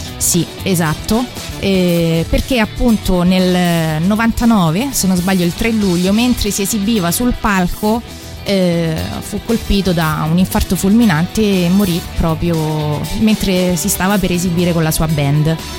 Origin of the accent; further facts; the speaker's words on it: Palestrina, Lazio, Italy; il mio paese di origine che è Palestrina che si trova sempre in provincia di Roma